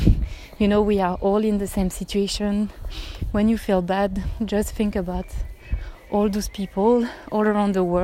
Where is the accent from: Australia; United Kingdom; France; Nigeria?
France; Paris, Île-de-France; English is a second language; moved away as an adult; now in Germany; As you can hear, I'm not a native speaker. I'm actually from Paris in France, but I live in Germany for 5 years now.